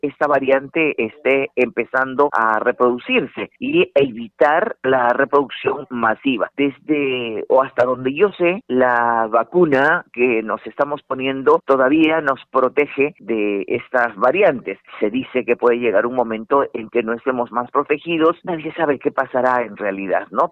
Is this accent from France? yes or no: no; Arequipa, Peru; Arequipa, eh, que por cierto es mi tierra, yo soy arequipeña